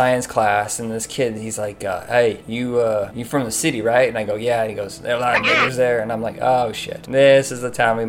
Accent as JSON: {"language": "English", "region": "Indiana", "country": "United States", "tie": "born or raised there", "said": "I grew up in Indiana."}